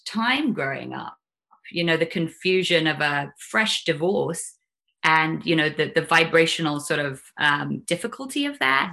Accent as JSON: {"language": "English", "region": "London", "country": "United Kingdom", "tie": "born or raised there", "also_born_or_lived": "Highlands of Scotland", "said": "I was born in London in 1975."}